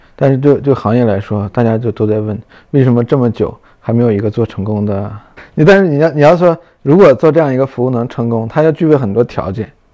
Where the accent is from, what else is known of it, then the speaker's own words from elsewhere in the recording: Northeast China, China; moved away; 我们老家东北